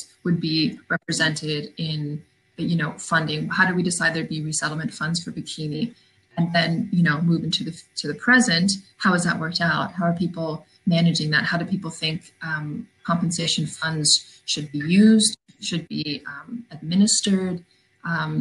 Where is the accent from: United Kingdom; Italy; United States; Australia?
United States; California; I grew up in California